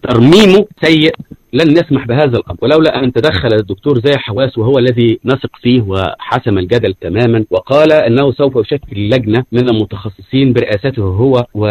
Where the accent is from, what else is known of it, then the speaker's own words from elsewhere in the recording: Egypt; عندنا في مصر